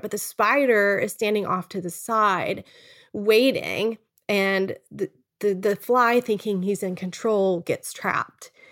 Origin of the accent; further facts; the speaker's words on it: Texas, United States; moved away as an adult; now in Charlottesville, United States; We're originally from Texas, but now live in Charlottesville.